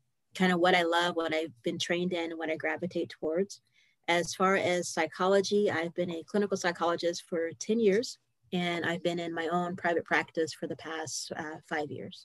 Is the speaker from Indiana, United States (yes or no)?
yes; Indianapolis, Indiana, United States; I'm from Indianapolis, and that is in Indiana.